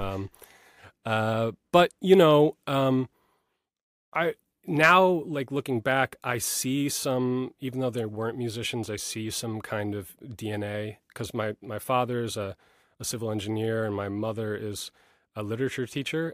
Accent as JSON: {"language": "English", "region": "New York", "country": "United States", "tie": "born or raised there", "said": "I grew up in New York, uh, you know, a little bit north of the city"}